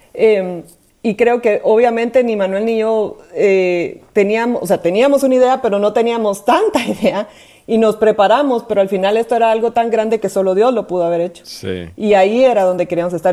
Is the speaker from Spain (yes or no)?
no; Guatemala; si me oyen el acento, es porque soy de Guatemala